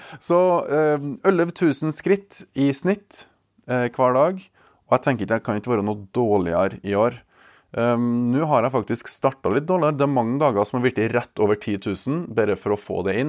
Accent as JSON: {"language": "Norwegian", "town": "Verdal", "region": "Trøndelag", "country": "Norway", "tie": "born or raised there", "said": "Verdalen er da min hjemby, eller hjemplass"}